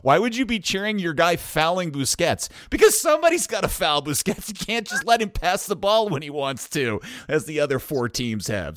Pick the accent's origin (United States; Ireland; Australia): United States; Dallas, Texas; my town, my hometown club